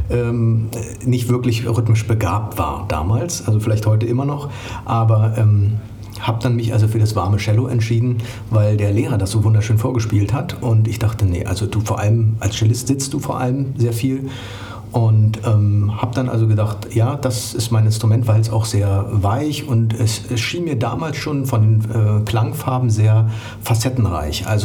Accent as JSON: {"language": "German", "region": "East Germany", "country": "Germany", "tie": "born or raised there", "said": "ein bisschen in unserem Fall sich beschäftigt damit, äh, wie wir aufgewachsen sind in der DDR"}